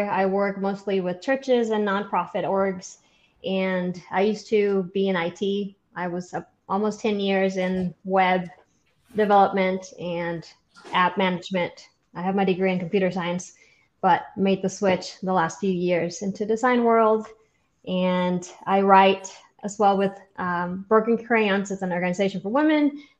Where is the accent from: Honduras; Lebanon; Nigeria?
Honduras; now in Georgia, United States; And I'm originally from Honduras, but I've been in Georgia for like half my life.